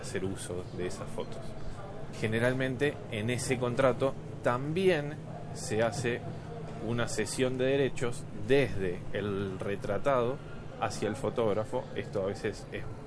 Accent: Argentina; acá en, en mi país

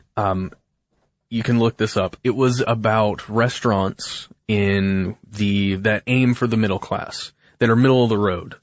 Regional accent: Alpharetta, Georgia, United States; I was born in Alpharetta, Georgia, and I have lived less than fifty miles from there my whole life

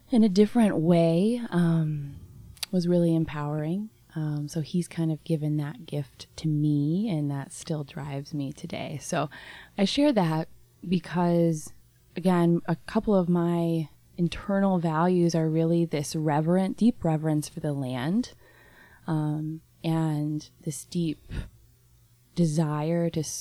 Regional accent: Covington, Indiana, United States; I grew up in West Central Indiana in a small town called Covington. It is on the banks of the Wabash River.

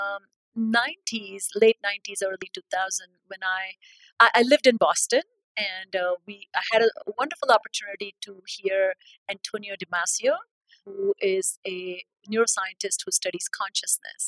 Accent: India; moved away as an adult; I'm born and raised in India. I had my training in India

